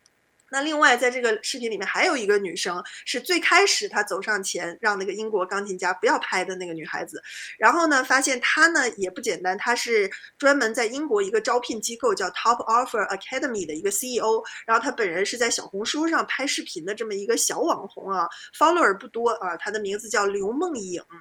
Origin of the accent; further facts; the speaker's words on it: China; 我们中国人